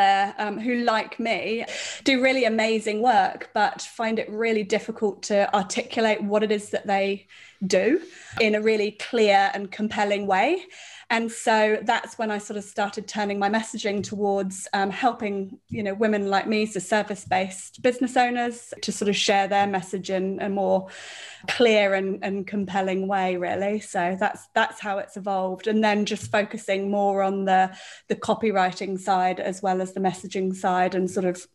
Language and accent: English; Devon, South West England, United Kingdom; moved away as an adult; now in New Zealand; I grew up in the UK. So I come from a part of the UK which is called Devon